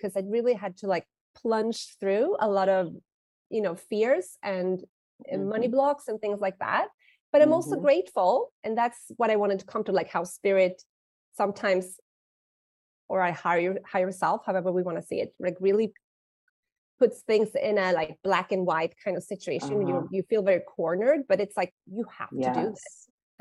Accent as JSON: {"language": "English", "country": "Sweden", "moved": "yes", "lives_now": "Mexico", "said": "I am from Sweden, living in Mexico"}